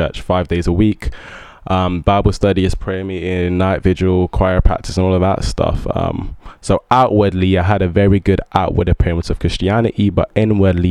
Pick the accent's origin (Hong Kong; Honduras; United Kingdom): United Kingdom; England; also born or lived in Ibadan, Oyo State, Nigeria; I moved to the UK when I was 6